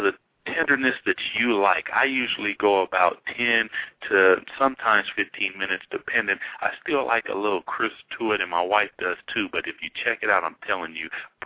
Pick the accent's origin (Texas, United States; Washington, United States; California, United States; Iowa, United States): Washington, United States; we're from Washington